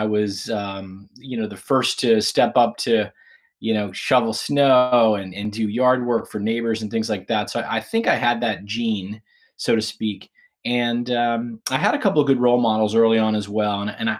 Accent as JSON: {"language": "English", "town": "Pittsburgh", "region": "Pennsylvania", "country": "United States", "tie": "born or raised there", "said": "Yeah, I grew up in Pittsburgh, Pennsylvania. And I spent the first few years in an area called Point Breeze and then moved to Oakmont."}